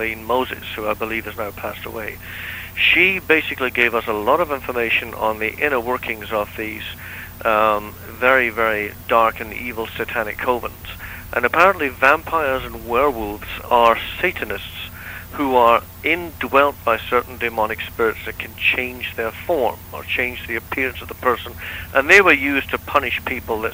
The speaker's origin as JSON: {"language": "English", "town": "Stranraer", "region": "Scotland", "country": "United Kingdom", "tie": "born or raised there", "moved": "yes", "said": "My hometown is Stranraer, and on the southwest coast."}